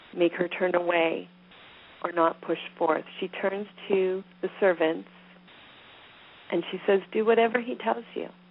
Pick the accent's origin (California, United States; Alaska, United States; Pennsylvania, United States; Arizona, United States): Pennsylvania, United States; I'm from Pennsylvania.